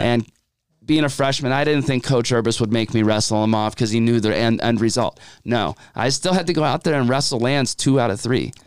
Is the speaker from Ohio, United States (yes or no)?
yes; Madison, Ohio, United States; I am from Madison, Ohio